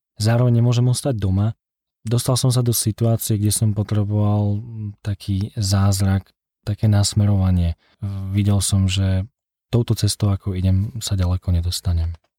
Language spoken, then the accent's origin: Slovak; Liptov, Žilina Region, Slovakia; also born or lived in Scotland; now in Bratislava, Slovakia; pochádzam z Liptova